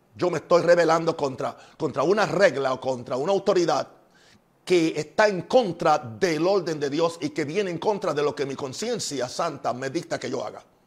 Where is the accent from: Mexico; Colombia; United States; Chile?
United States; En mi país, Estados Unidos